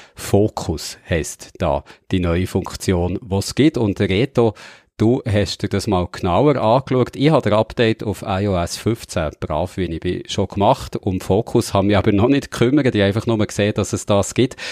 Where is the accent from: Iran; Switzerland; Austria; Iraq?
Switzerland; ich bin ja in der Nähe vom grossen Moos aufgewachsen, der Gemüsekammer von der Schweiz